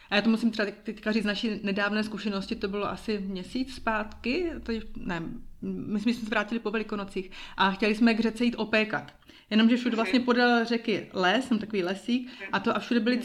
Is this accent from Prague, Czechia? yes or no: no; Uherský Brod, Zlín Region, Czechia; now in Bern, Switzerland; rodačky z Uherského rodu